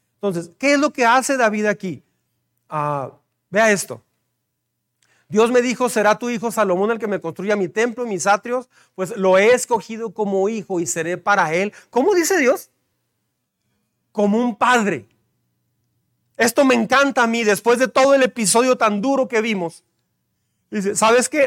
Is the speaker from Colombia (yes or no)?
no; Mexico; como mexicanos